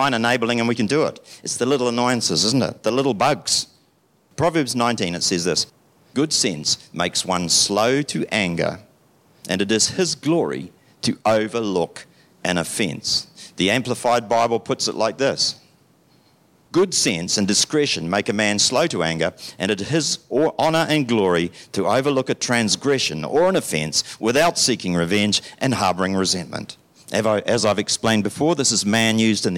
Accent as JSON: {"language": "English", "country": "United Kingdom", "moved": "yes", "lives_now": "New Zealand", "said": "I'm still a Brit. I'm not a New Zealander"}